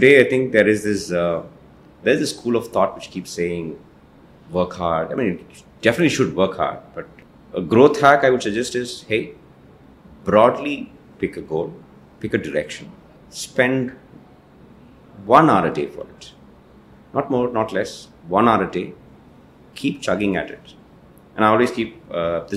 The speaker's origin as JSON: {"language": "English", "town": "Ooty", "region": "Tamil Nadu", "country": "India", "tie": "born or raised there", "moved": "yes", "said": "I'm from Ooty"}